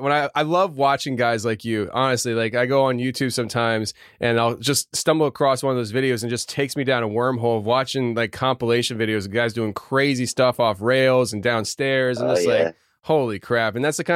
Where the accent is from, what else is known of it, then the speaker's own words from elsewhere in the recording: outside Philadelphia, Pennsylvania, United States; I'm from outside the Philadelphia area, so on the other side of the country.